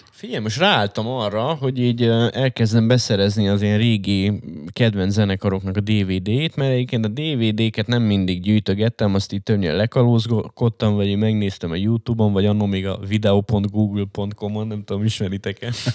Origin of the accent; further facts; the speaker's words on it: Hungary; én vagyok egyedüli magyarként